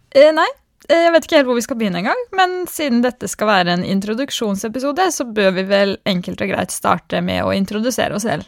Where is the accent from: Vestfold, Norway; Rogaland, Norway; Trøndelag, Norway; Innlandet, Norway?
Innlandet, Norway; Skarnes; moved away as an adult; also born or lived in Haugesund / Trondheim; som dere kanskje hører, så er jeg fra Østlandet, nærmere bestemt et bitte lite sted kalt Skarnes